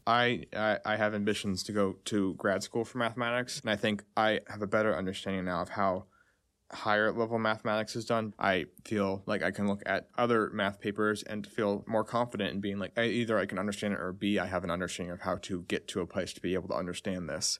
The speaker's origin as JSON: {"language": "English", "region": "Texas", "country": "United States", "said": "I'm from Texas."}